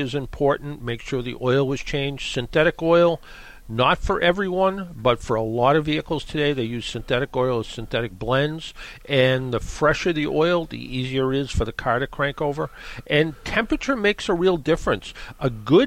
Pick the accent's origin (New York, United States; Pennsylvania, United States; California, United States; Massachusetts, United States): Massachusetts, United States; Brockton; I grew up in Brockton